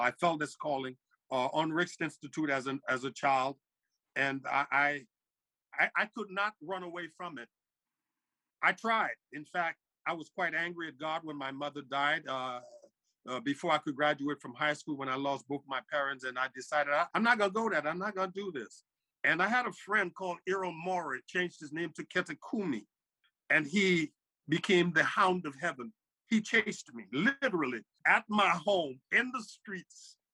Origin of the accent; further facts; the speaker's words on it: Monrovia, Montserrado, Liberia; now in New Jersey, United States; I'm originally from Liberia, West Africa. I was born in uh, in, in Monrovia